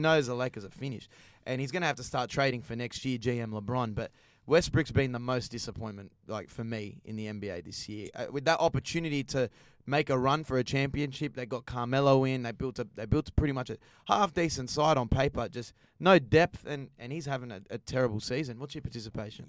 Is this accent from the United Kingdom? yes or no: no; Australia; As an Aussie